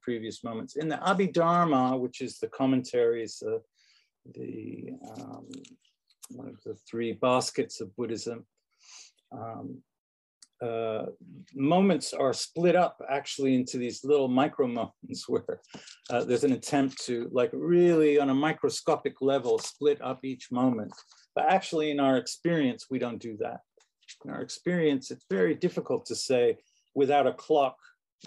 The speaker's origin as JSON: {"language": "English", "region": "London", "country": "United Kingdom", "tie": "born or raised there", "moved": "yes", "lives_now": "United States", "said": "So in London, England, where I grew up, I was born in this country, but I grew up in London"}